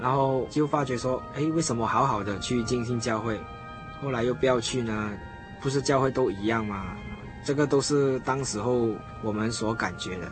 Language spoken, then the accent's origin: Chinese; Malaysia; 我是来自马来西亚